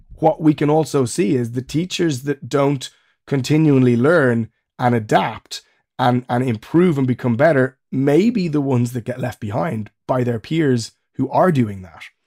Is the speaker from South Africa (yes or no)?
no; Ireland; moved away as an adult; also born or lived in Germany; now in England; I'm Irish, uh, but I now live in England